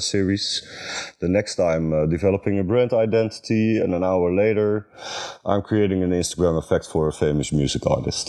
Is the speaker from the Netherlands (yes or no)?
yes; Netherlands; I'm creative director from the Netherlands